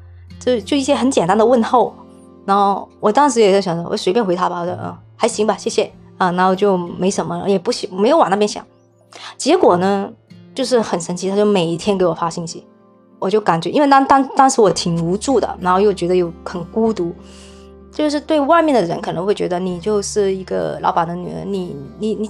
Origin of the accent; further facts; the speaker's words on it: Hong Kong; also born or lived in Chaoshan, Guangdong, China; 我是小时候是在广东潮汕那边出生的，然后后面呢，就是差不多在六岁左右，然后就是到香港